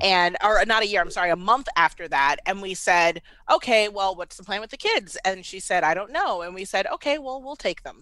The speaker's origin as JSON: {"language": "English", "town": "Washington", "region": "District of Columbia", "country": "United States", "tie": "born or raised there", "also_born_or_lived": "Baltimore", "moved": "as an adult", "lives_now": "Atlanta, United States", "said": "I was born and raised in D C"}